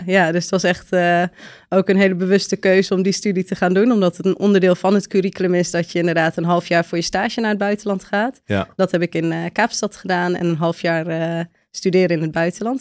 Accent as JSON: {"language": "Dutch", "region": "a village in Friesland", "country": "Netherlands", "tie": "born or raised there", "also_born_or_lived": "Utrecht / Cape Town / Spain / Sweden", "moved": "as an adult", "said": "geboren in Utrecht, opgegroeid in een dorp in Friesland"}